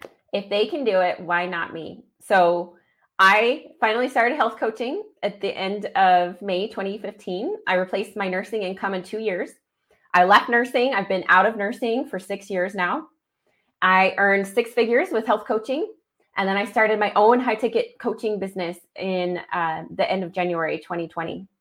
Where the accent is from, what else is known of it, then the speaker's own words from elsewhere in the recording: Idaho Falls, Idaho, United States; my hometown of Idaho Falls